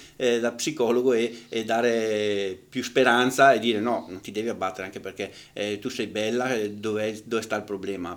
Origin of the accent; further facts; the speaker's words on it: northern Italy, Italy; al nord siamo un attimino più